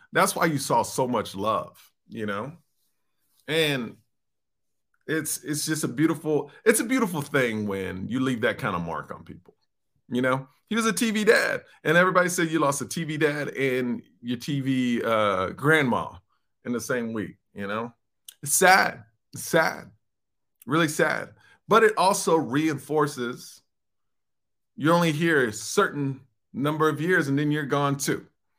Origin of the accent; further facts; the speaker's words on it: Houston, Texas, United States; the first time I performed in my hometown of Houston, Texas.